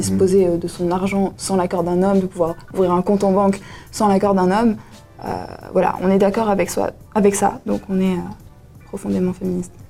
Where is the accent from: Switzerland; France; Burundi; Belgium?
Switzerland; Valais; j'ai 20 ans, je suis valaisanne